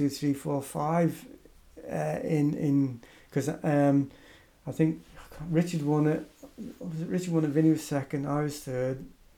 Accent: Isle of Man; where are you from? And I said, I'm from the Isle of Man.

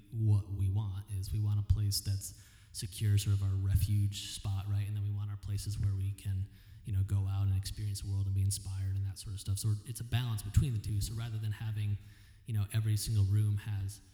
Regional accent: Connecticut, United States; moved away as an adult; also born or lived in East Coast; now in Phoenix, United States; I'm from Connecticut

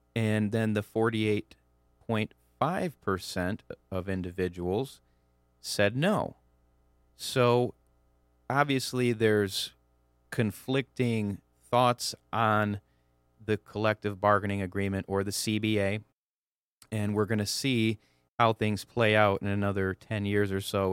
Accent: Clarkston, Michigan, United States; I'm from the Metro Detroit area, from Clarkston, uh, you know, born and raised there.

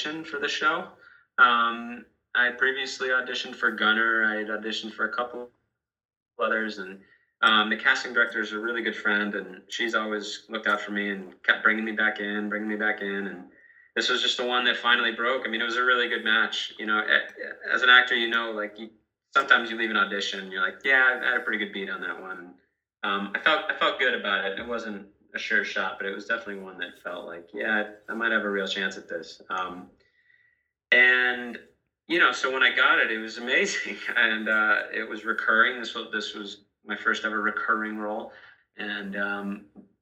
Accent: Massachusetts, United States; moved away; Massachusetts, my home state

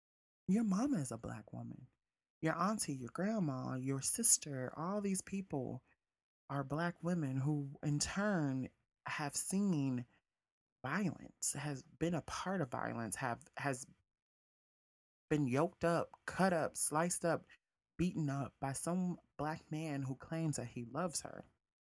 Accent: South Bend, Indiana, United States; also born or lived in Mississippi; after we moved to Mississippi from South Bend, Indiana, our fathers weren't around.

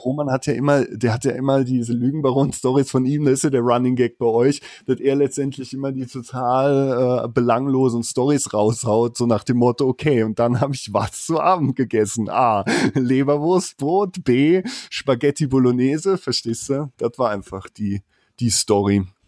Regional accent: Moselle region between Koblenz and Trier, Rhineland-Palatinate, Germany; accent: Moselle Franconian; moved away as an adult; die coolen Jungs nennen das, wo ich herkomme, Mosel County. Ist zwischen Koblenz und Trier in Rheinland-Pfalz

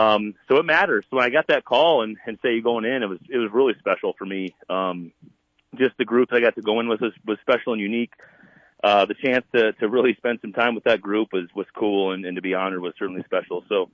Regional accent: Mount Vernon, South Dakota, United States; moved away; also born or lived in Iowa; I think growing up in South Dakota gave you this opportunity to really have a chip on your shoulder to say, I'm going to go prove people wrong.

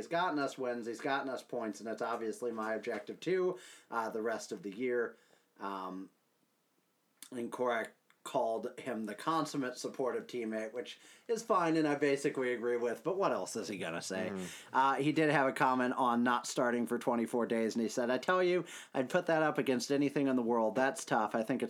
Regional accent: New York, United States; I don't know anything about hockey either, but at least I'm from New York.

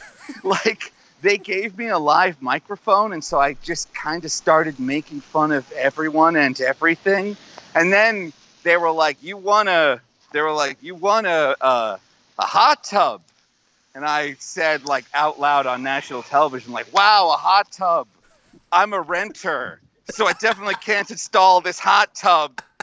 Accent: United States

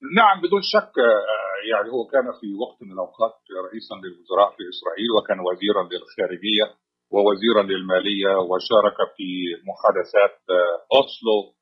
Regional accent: Egypt; now in Washington, United States; كما نقول في مصر

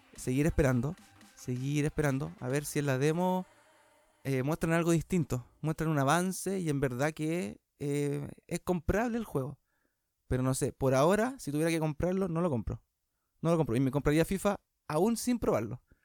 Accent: Chile; somos chilenos

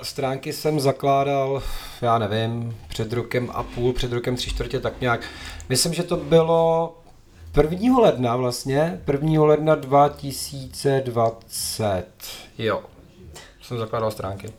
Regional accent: Bohemia, Czechia; tady u nás v Čechách

